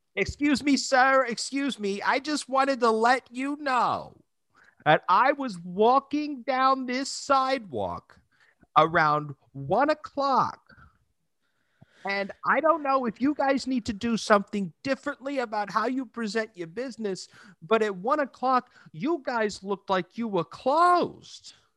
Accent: Texas City, Texas, United States; moved away; also born or lived in Dallas; my hometown. I was just in Texas City

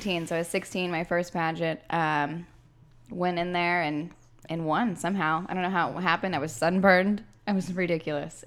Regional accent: Corpus Christi, Texas, United States; I'm from Corpus Christi, so South Texas

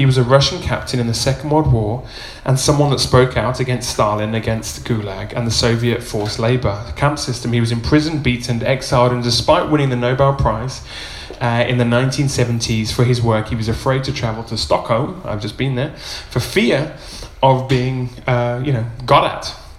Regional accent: Uganda; I was raised in Uganda, and now I can see how evil the world was. It was Idi Amin time. My parents were missionary doctors out in rural Uganda

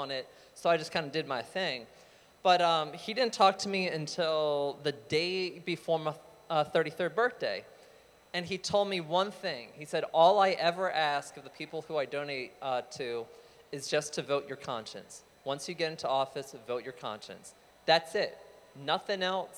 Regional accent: Manassas, Virginia, United States; I'm from Manassas

